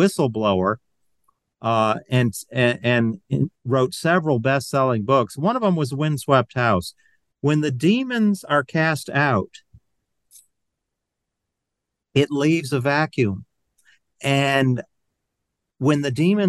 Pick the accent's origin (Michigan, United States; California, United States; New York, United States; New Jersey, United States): Michigan, United States; moved away as an adult; also born or lived in Georgia / North Carolina; I'm originally from Michigan